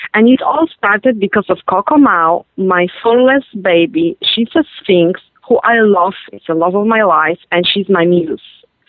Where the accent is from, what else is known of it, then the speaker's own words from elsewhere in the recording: Poland; born there; Well, I was born in Poland